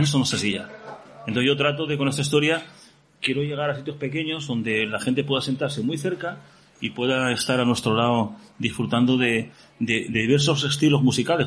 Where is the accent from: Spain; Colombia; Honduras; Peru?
Spain; Gijón, Asturias; Y que soy de Gijón, joder. Llevo aquí toda la vida.